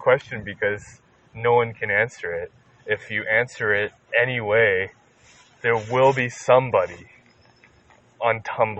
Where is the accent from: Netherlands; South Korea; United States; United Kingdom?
South Korea; English is a second language; I'm from Korea.